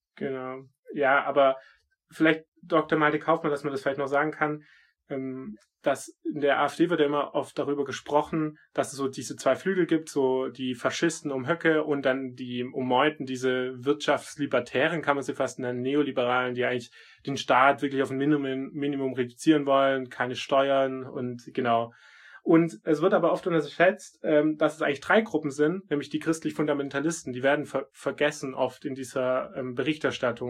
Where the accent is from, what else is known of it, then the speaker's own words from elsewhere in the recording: Swabia, near Stuttgart, Baden-Württemberg, Germany; ich bin ja auch Schwabe und ich bin nicht so weit weg von Stuttgart aufgewachsen